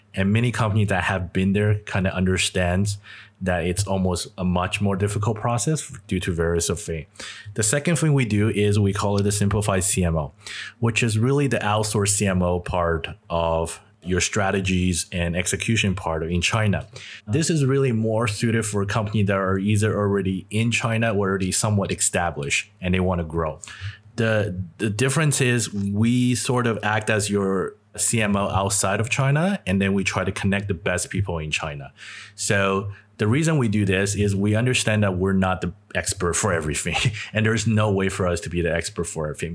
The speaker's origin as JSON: {"language": "English", "country": "Canada", "tie": "born or raised there", "said": "I'm Chinese, and I grew up in Canada"}